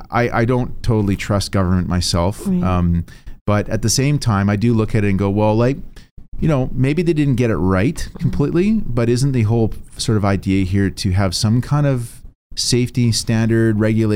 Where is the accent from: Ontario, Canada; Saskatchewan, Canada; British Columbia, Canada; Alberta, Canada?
British Columbia, Canada; Port Alberni; I grew up in Port Alberni.